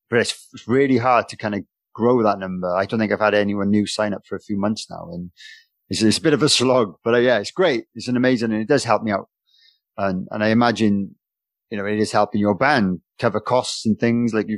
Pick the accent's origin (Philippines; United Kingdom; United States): United Kingdom; Wales; being a Welshman